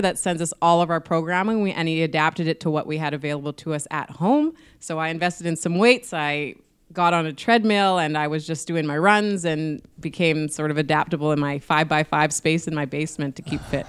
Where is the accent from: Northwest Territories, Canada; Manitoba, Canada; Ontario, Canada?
Manitoba, Canada; Winnipeg; I've had to, like, put Manitoba and Winnipeg on my back and just, I have this pride of wanting to represent it